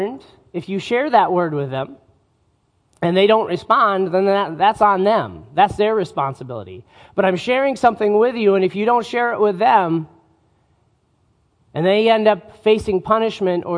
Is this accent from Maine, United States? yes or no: no; northern Utah, United States; as I was growing up in Utah, we would often take trips